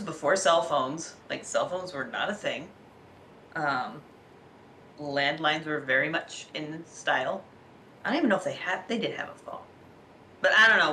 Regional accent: Alaska, United States; I grew up in Alaska.

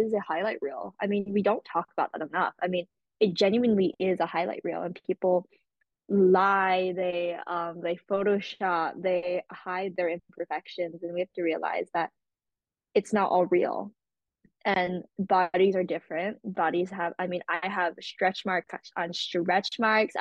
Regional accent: Wailuku, Hawaii, United States; moved away as an adult; now in Boston, United States; I'm originally from Maui, Hawaii. I live in Wailuku.

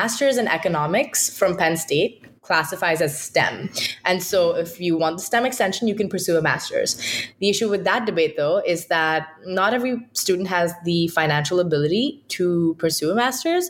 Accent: India; moved away as an adult; now in United States; I'm from India

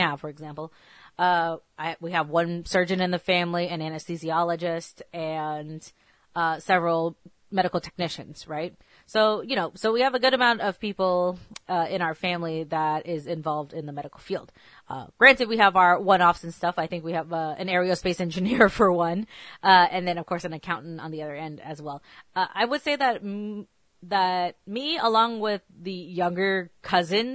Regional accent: Texas, United States; also born or lived in California; I was born in Cali, and then I moved to Texas. So growing up

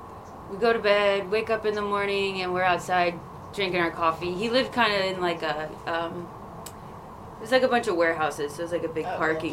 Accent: Clifton Springs, New York, United States; moved away; I am from Clifton Springs, New York. Which is near Rochester, New York.

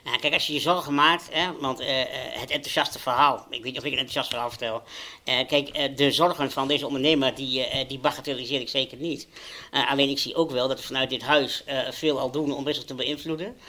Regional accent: Overijssel, Netherlands; ik ben een jongen geboren en getogen in Overijssel

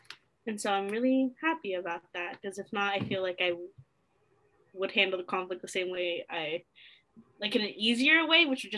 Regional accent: Chicago, Illinois, United States; born there; also born or lived in New Jersey / Nevada / Virginia / Delaware; I was born in Chicago, Illinois, but I grew up in a military family because my dad was in the Air Force. So I got to live in New Jersey, in Nevada, Virginia, and a little bit in Delaware.

